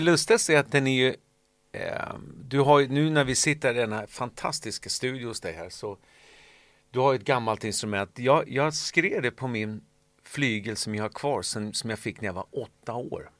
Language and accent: Swedish; Solna, Stockholm County, Sweden; sen jag växte upp i Solna